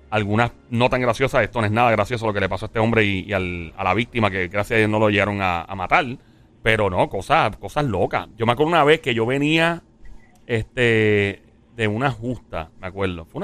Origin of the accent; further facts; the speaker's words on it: Caguas, Puerto Rico; No, yo iba para, para mi pueblo, Cagua, en ese